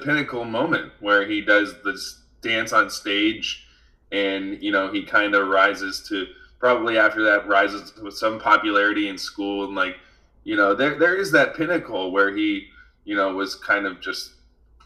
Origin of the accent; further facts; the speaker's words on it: United States; we as Americans